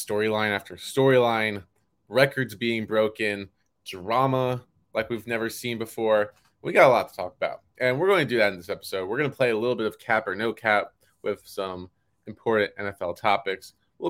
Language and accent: English; New Jersey, United States; We're from New Jersey.